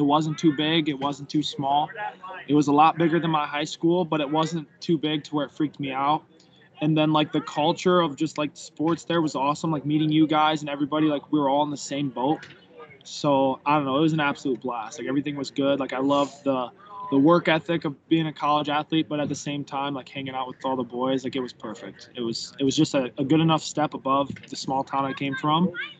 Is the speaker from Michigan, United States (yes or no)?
yes; Chesaning, Michigan, United States; growing up in the Ning was sweet because you had your squad of boys, and that was your boys for life.